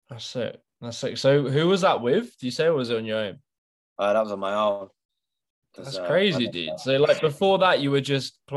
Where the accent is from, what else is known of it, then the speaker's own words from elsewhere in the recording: Wigan, North West England, United Kingdom; also born or lived in Manchester; that was in my hometown in Wigan.